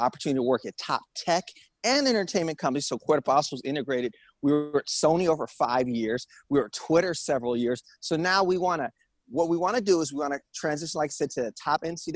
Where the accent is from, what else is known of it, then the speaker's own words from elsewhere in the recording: Rio de Janeiro, Brazil; moved away as an adult; now in Los Angeles, United States; I'm from Rio. I'm from a beach town